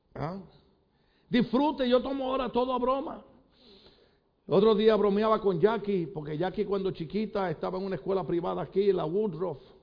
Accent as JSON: {"language": "Spanish", "country": "Puerto Rico", "moved": "yes", "said": "yo soy de Puerto Rico"}